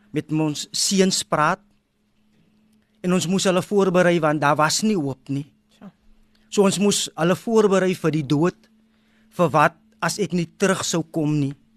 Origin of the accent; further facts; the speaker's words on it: Wellington, Western Cape, South Africa; now in Kylemore, South Africa; ek het groot geword in Wellington